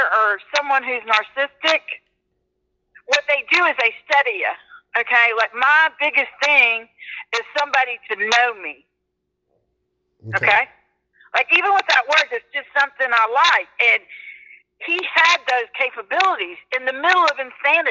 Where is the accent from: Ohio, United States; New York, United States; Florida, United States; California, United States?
Florida, United States; Pensacola; I'm from Pensacola, Florida